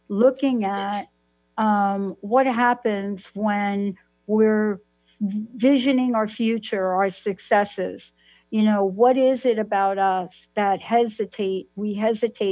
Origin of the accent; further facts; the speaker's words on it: New York, United States; I'm from New York